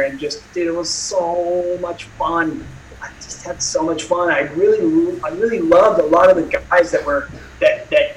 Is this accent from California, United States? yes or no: yes; Newport Beach, California, United States; also born or lived in Arizona; I'm from Newport